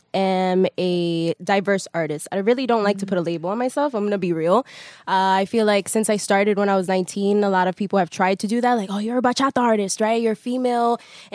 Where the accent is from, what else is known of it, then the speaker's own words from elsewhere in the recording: New York, United States; So me growing up in Chelsea, New York, I was able to listen to different diverse types of music, different genres.